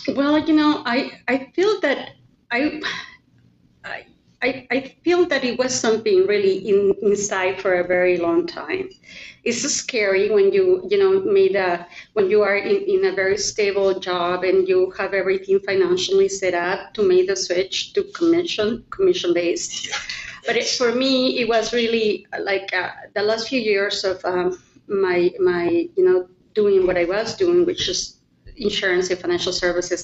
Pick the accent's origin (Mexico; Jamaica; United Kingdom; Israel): Mexico; moved away as an adult; now in Oregon, United States; I was born and raised in Mexico. Um, I moved here to the US in 1996 when I got married